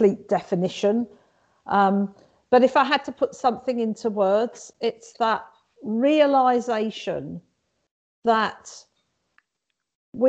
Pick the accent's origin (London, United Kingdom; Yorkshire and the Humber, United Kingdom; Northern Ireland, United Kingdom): London, United Kingdom; I'm actually was born and brought up in London, but both my parents are Maltese, and I identify as being Maltese.